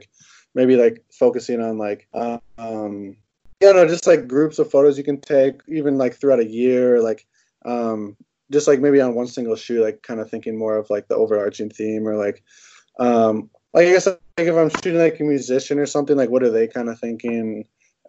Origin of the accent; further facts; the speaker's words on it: Roseville, Minnesota, United States; I grew up just right outside of St. Paul in Roseville